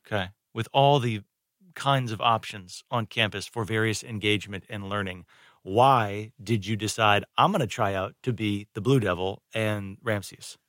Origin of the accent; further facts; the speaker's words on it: Northeast, United States; now in North Carolina, United States; I did not grow up around here. I grew up in the Northeast